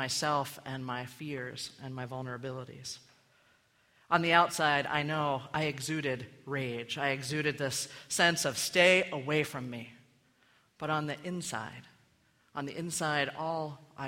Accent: Maryland, United States; moved away as an adult; I had left my hometown in Maryland a few months before to go to college

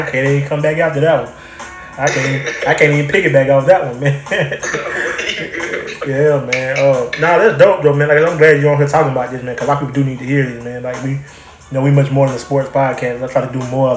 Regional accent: Troy, Alabama, United States; moved away; back home. I'm from Troy, Alabama

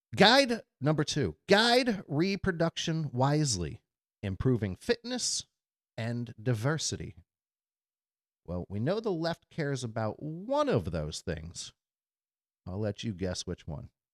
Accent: United States; as an American and a patriot

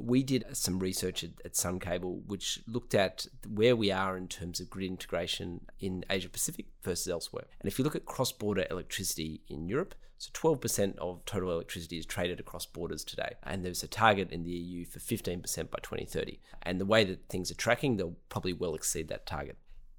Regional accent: Australia; I'm originally from Australia.

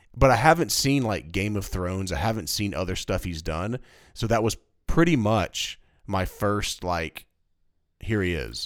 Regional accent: East Tennessee, United States; I was born in East Tennessee

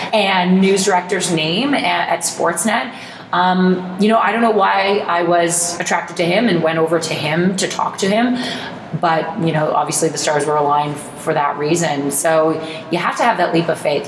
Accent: Oakville, Ontario, Canada; also born or lived in New Jersey, United States; I was just born there, down there, and I grew up in Oakville

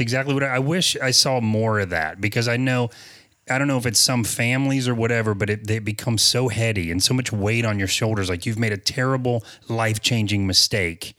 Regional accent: the South, United States; I'm from the South

